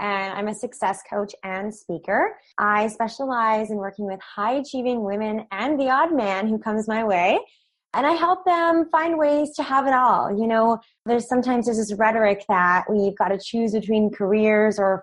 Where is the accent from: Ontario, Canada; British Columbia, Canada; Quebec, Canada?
British Columbia, Canada; Vancouver Island; moved away as an adult; also born or lived in Fort McMurray, Alberta; now in Vancouver, Canada; I'm originally from Vancouver Island, which is about 2 hours away by boat. And so I spent my childhood coming to Vancouver